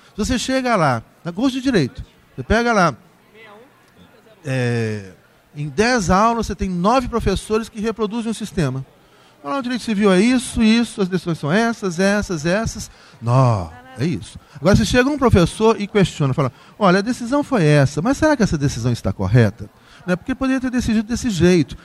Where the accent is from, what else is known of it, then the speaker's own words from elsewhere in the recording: Brazil; nós brasileiros